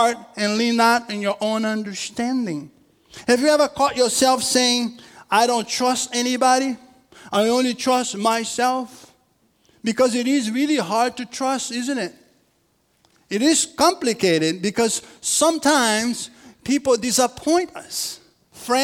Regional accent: Rio de Janeiro, Brazil; moved away; I'm from Brazil. And I'm from a city called Rio in Brazil

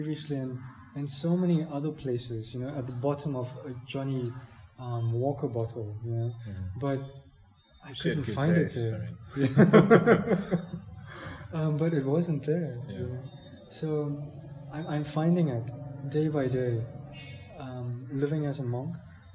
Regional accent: South Africa; moved away; I'm from South Africa

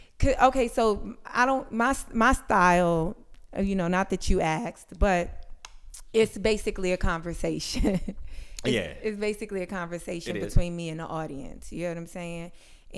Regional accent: New York, United States; also born or lived in Brooklyn; I grew up in Harlem

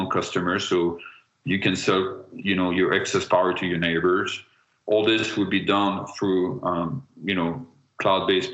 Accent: France; I am from France

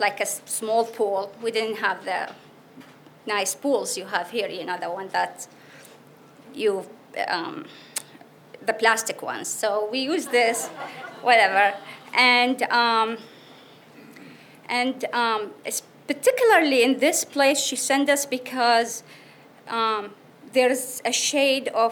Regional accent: Iraq; born or raised there; English is a second language; moved away as an adult; now in United States

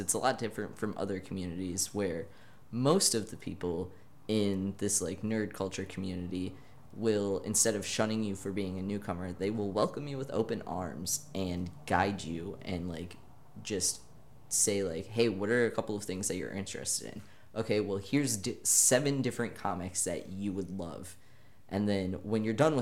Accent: Michigan, United States; now in Kansas, United States; I'm from Michigan

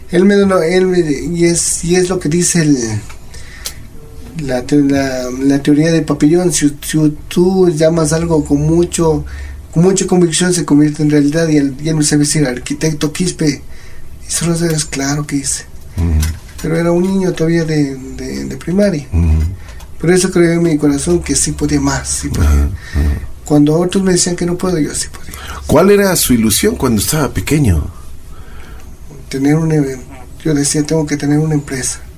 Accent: Quito, Pichincha, Ecuador; born there; Yo nací aquí en Quito

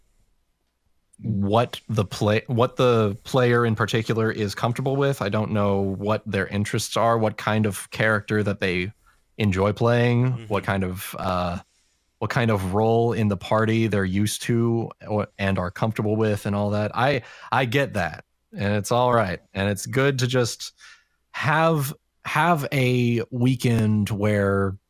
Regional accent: the South, United States; accent: Southern; specifically Southern, because that's my native accent.

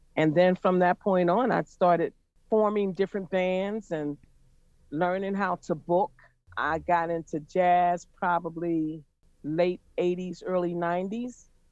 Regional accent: Pittsburgh, Pennsylvania, United States; now in Philadelphia, United States; I'm from Pittsburgh, Pennsylvania, but I've been in Philly for years and years and years

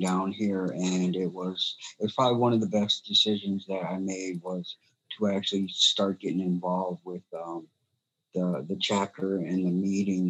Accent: Mille Lacs, Minnesota, United States; I grew up in Mille Lacs. So pretty much my whole life I've been in Minnesota.

